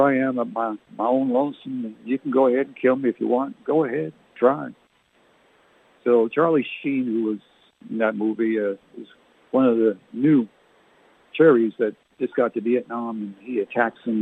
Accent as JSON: {"language": "English", "region": "New Brunswick", "country": "Canada", "tie": "born or raised there", "said": "We used to play in Canada growing up in New Brunswick"}